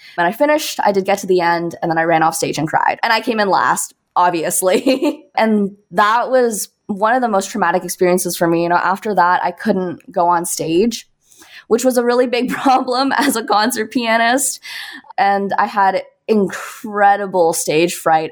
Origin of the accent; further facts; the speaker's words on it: Toronto, Ontario, Canada; moved away as an adult; now in Brooklyn, United States; I'm originally from Toronto, Canada